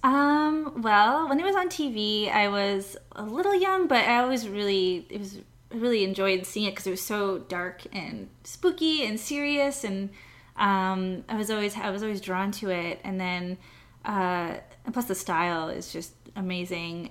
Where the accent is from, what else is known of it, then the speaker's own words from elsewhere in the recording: Montreal, Quebec, Canada; moved away; I was born in Canada, so I'm from Montreal.